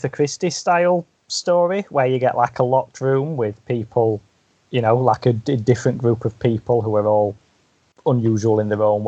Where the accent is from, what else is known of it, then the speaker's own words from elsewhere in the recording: United Kingdom; as a British person